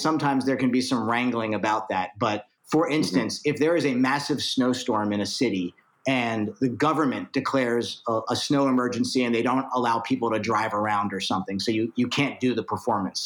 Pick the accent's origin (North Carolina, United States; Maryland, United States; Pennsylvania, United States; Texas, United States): Maryland, United States; Baltimore; Growing up in Baltimore, Maryland